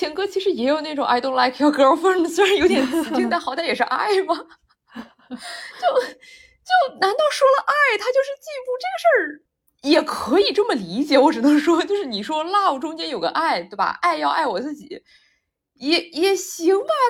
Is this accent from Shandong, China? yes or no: yes; Shandong, China; 就因为我看了他的舞台啊，就我作为一个山东人，但是我之前完全不认识他